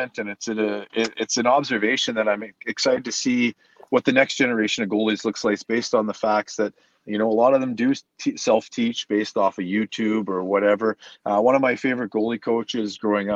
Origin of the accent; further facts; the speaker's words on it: Canada; hockey was something we grew up doing in Canada